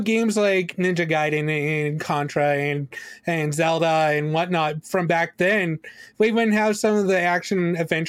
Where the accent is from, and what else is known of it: Canada; born or raised there